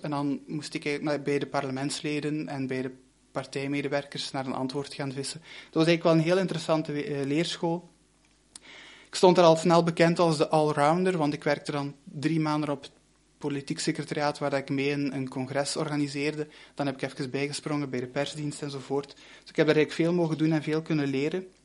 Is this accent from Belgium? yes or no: yes; Limburg, Flanders, Belgium; moved away as an adult; also born or lived in Brussels / Leuven; ik kom van Limburg en ik ging dan naar eh, Brussel